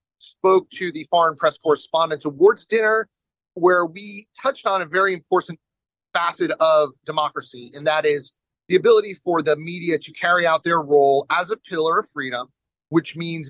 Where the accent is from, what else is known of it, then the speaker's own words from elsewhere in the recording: Nevada, United States; they were in Carson City, my home state